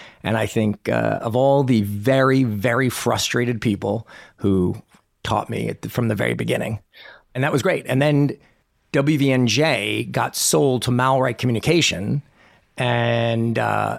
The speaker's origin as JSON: {"language": "English", "town": "New York City", "region": "New York", "country": "United States", "tie": "born or raised there", "moved": "yes", "lives_now": "Nashville, United States", "said": "I grew up in New York City"}